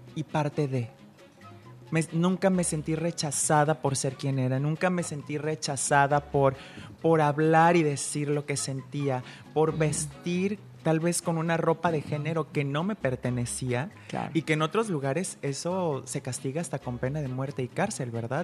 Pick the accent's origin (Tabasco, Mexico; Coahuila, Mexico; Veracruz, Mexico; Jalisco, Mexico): Jalisco, Mexico; Guadalajara; now in Puerto Vallarta, Mexico; soy eh, de Guadalajara, pero yo soy pata salada